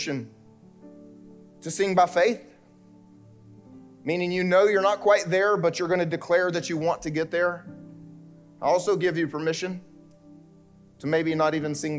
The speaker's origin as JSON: {"language": "English", "region": "South Carolina", "country": "United States", "tie": "born or raised there", "moved": "as an adult", "said": "I grew up here in South Carolina"}